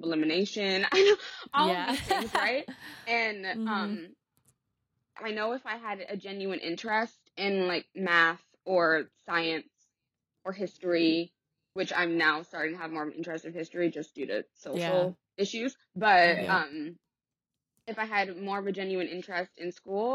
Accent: Los Angeles, California, United States; moved away as an adult; also born or lived in England; I grew up in the Valley. I grew up in San Fernando Valley

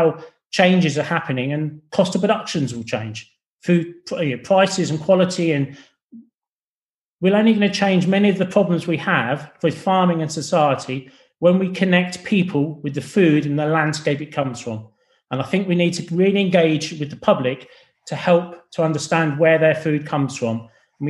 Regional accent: England, United Kingdom; accent: English; I'm English, I'm not from Scotland

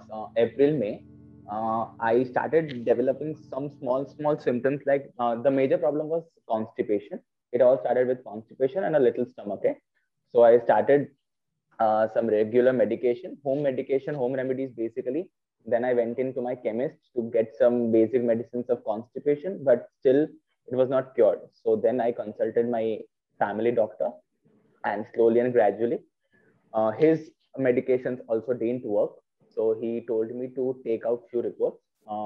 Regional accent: Vadodara, Gujarat, India; I'm from Vadodara basically.

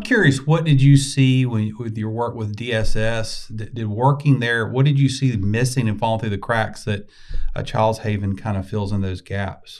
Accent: the South, United States; accent: Southern; my Southernese

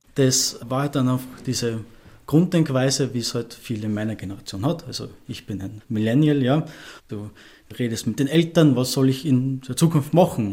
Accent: Ebensee, Upper Austria, Austria; now in Vienna, Austria; meiner Heimat in Ebensee

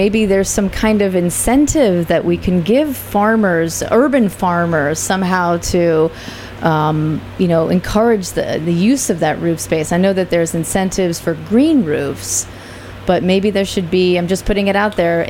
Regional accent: New York, United States; I grew up in New York as well

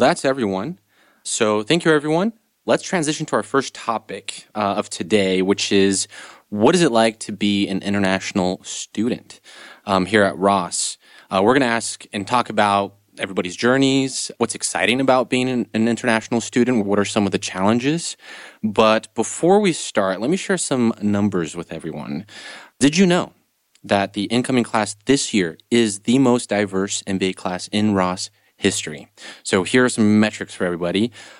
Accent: Brazil; also born or lived in Europe / Canada; now in United States; in my case, I grew up in Brazil, but like I mentioned, I also lived here in the States, was raised here, raised in Europe a little bit, also lived in Canada for a couple of years.

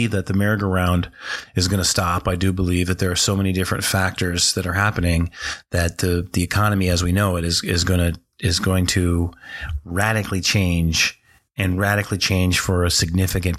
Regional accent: North Dakota, United States; I grew up in North Dakota.

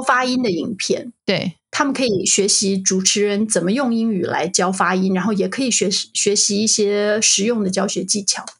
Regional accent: Taiwan; moved away; 我们台湾出生的老师

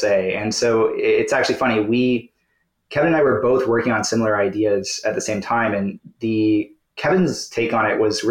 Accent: Toronto, Ontario, Canada; Toronto is sort of where I've called home actually my whole life

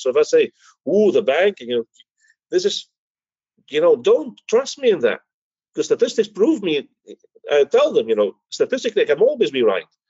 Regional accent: Belgium; moved away; also born or lived in Greece; I was the Greek from Belgium

